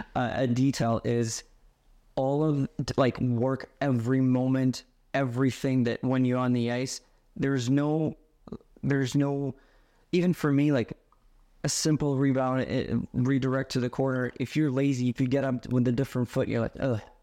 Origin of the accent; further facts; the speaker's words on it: Yaroslavl, Yaroslavl Oblast, Russia; moved away as an adult; now in United States; I was growing up in Yaroslavo, Russia